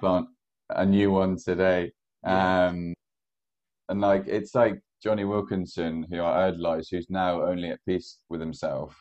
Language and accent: English; Ballymena, Northern Ireland, United Kingdom; moved away; I grew up in Northern Ireland.